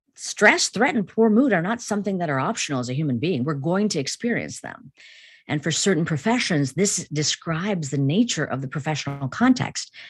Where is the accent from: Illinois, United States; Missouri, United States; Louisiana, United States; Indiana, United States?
Illinois, United States; Chicago; I grew up in an Indian family in the United States, in, in Chicago